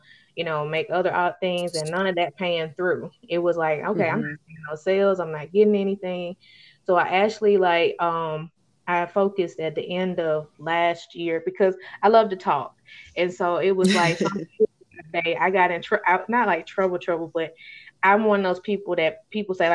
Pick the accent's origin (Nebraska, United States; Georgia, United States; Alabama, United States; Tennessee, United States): Alabama, United States; if y'all can probably tell it in my accent, I'm an Alabama native, born and raised, been here all my life